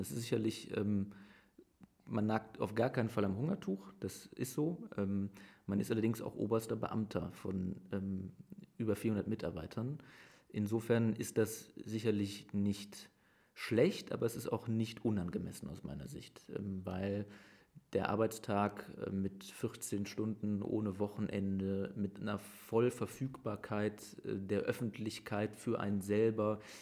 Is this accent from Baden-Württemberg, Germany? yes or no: no; Aachen, North Rhine-Westphalia, Germany; also born or lived in Herzogenrath; ich bin in Aachen aufgewachsen